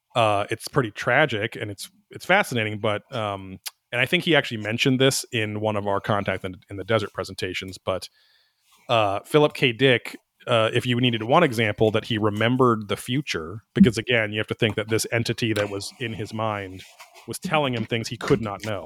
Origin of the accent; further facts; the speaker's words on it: Orange County, California, United States; growing up in Orange County